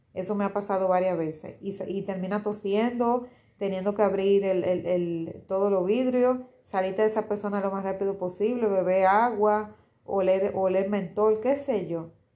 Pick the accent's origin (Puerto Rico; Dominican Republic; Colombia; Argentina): Dominican Republic; en mi país, en Dominicana